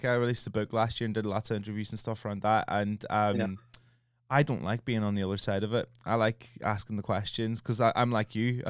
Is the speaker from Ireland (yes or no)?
yes; Ireland; I'm Irish